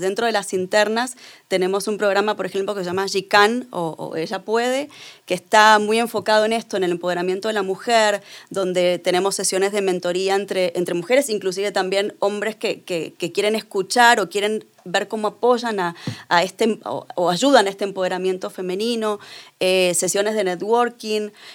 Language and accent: Spanish; Argentina; yo soy argentina